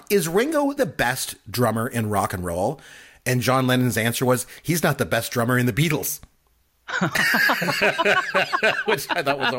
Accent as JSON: {"language": "English", "country": "Canada", "said": "I'm Canadian"}